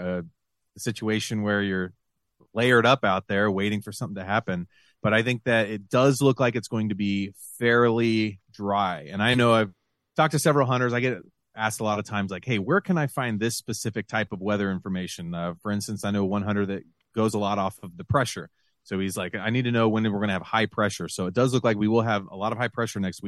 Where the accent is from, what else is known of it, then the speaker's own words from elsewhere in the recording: Western Ohio, United States; also born or lived in Lima, Ohio / Fort Wayne, Indiana / Dayton, Ohio; I grew up out in Western Ohio, out on a farm